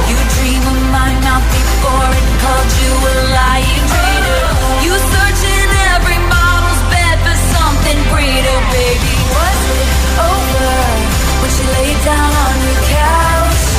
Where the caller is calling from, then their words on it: Madrid, Community of Madrid, Spain; de Madrid y mi voto va